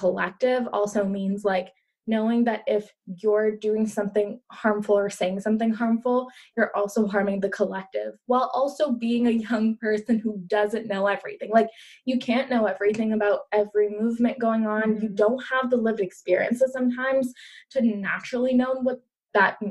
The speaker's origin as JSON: {"language": "English", "country": "Pakistan", "tie": "born or raised there", "moved": "yes", "said": "so I grew up in Pakistan. That was where I was born."}